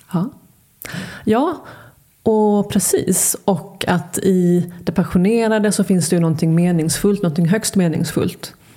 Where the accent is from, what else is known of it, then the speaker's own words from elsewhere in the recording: Halmstad, Halland County, Sweden; also born or lived in Luleå; jag är född i Luleå. Har, ehm, men när vi flyttade till Halmstad när jag var sju